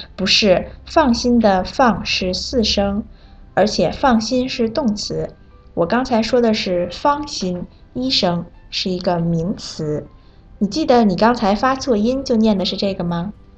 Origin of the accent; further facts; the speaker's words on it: Kazakhstan; Chinese is a second language; 我是来自哈萨克斯坦的